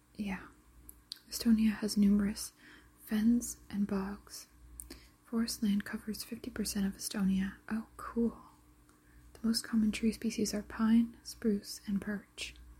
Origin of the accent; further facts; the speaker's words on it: Canada; I'm from Canada